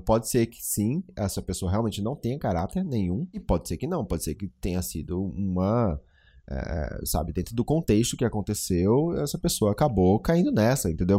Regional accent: Brazil; eu sendo brasileiro

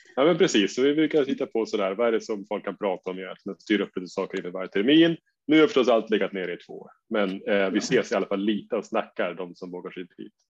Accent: Umeå, Västerbotten County, Sweden; jag kommer från Umeå där vi har vår eminenta förening UMA

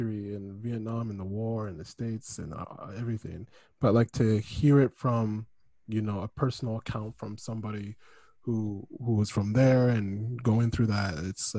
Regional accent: Kingston, Ontario, Canada; Kingston. So Kingston, Ontario, which is majority white people

